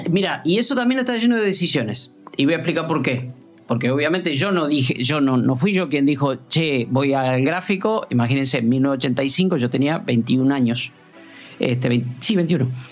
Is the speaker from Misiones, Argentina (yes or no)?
no; Puan, Buenos Aires Province, Argentina; now in Buenos Aires, Argentina; a mi pueblo, a Puan, 600 kilómetros de Buenos Aires, a pasar lo que hacemos siempre, la Navidad con mi familia